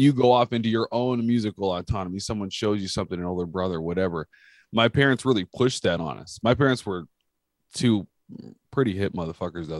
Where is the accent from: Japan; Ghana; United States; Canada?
United States; California; I'm from California